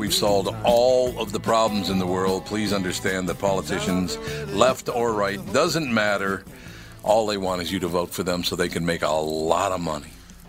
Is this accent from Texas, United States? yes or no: no; Minneapolis, Minnesota, United States; When I grew up in North Minneapolis, since I was a little kid, I've been hearing how they're going to come in there and they're going to repair everything